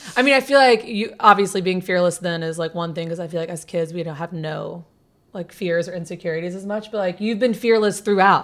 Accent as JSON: {"language": "English", "region": "the South", "country": "United States", "said": "I'm from the South"}